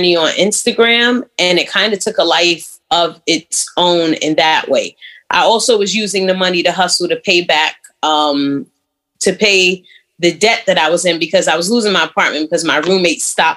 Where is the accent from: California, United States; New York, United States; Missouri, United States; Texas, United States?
New York, United States; New York City; moved away as an adult; also born or lived in Virginia / Atlanta; Born and raised in Brooklyn